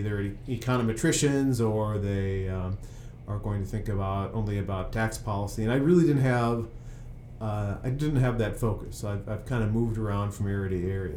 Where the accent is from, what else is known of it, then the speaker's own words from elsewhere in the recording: Peoria, Illinois, United States; now in Washington, D.C., United States; I'm from Peoria, Illinois